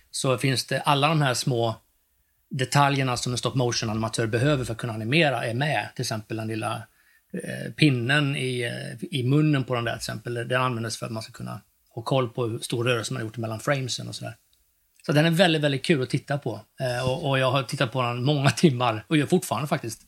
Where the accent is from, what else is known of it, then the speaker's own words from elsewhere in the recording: Västergötland, Västra Götaland, Sweden; also born or lived in East Germany (ancestry); jag växte upp då i Västergötland ute på en bondgård